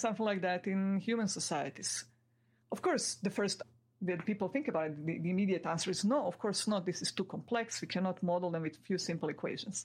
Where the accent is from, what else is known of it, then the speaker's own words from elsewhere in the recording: Croatia; where I'm from Croatia. This is one of the six republics of Yugoslavia, where we lived all happily together for my first 16 years